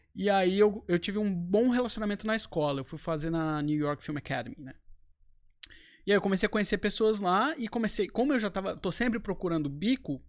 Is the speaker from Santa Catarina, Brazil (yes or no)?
yes; Florianópolis, Santa Catarina, Brazil; moved away as an adult; also born or lived in United States; eu sou de Florianópolis, tive minha uhum. vida inteira aqui